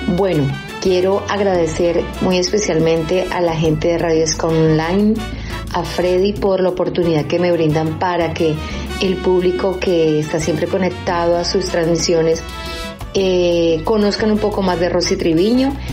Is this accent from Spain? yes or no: no; Cali, Valle del Cauca, Colombia; Soy de Cali, Colombia